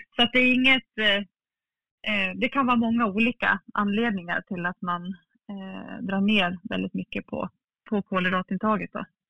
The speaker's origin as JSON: {"language": "Swedish", "town": "Falun", "region": "Dalarna County", "country": "Sweden", "tie": "born or raised there", "said": "född och uppvuxen i Falun"}